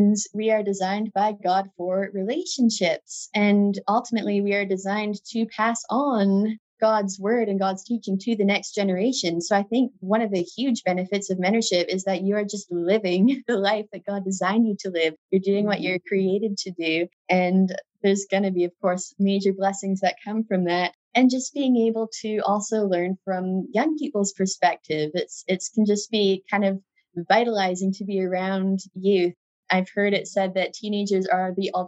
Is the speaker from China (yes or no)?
no; Alberta, Canada; Alberta, where I grew up in Canada